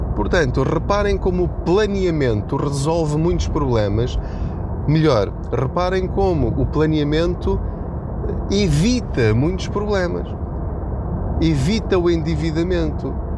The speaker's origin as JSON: {"language": "Portuguese", "country": "Portugal", "said": "a nossa situação enquanto portugueses"}